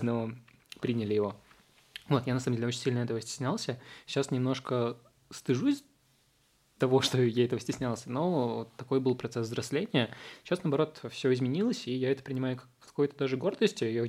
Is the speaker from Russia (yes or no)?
yes; Russia; first language Uzbek; Russian is a second language; also born or lived in Tashkent, Uzbekistan; я вырос в России, я с 6 лет здесь, и, по сути, вся моя сознательная жизнь, она прошла здесь